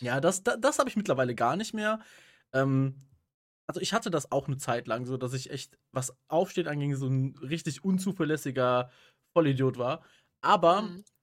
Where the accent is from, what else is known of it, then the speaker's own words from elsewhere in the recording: Rhineland, Germany; bei uns im Rheinland